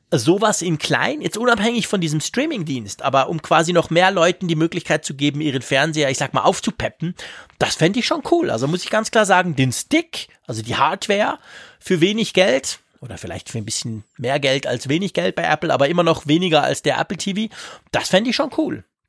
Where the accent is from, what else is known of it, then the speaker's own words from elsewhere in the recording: Switzerland; bei uns in der Schweiz